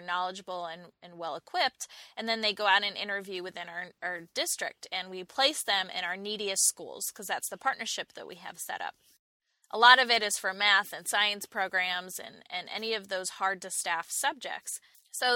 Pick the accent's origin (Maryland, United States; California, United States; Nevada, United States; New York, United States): New York, United States; now in Charlotte, United States; And I can say that because I too was a Yankee at some point. I moved to Charlotte from New York about 10 years ago.